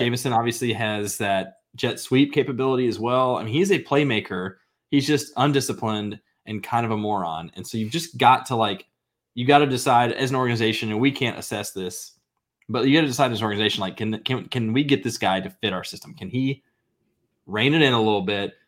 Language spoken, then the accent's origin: English; near Highland, Illinois, United States; Highland, Illinois, twenty minutes from my hometown. Very small town